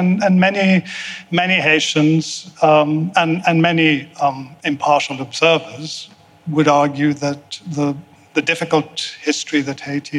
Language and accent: English; Mauritius; I was born in Mauritius.